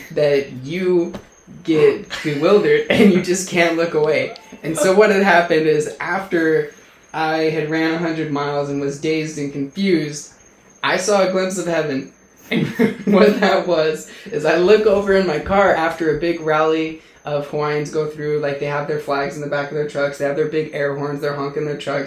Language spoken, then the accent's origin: English; Utah, United States; I was growing up in Utah, and so I was raised Mormon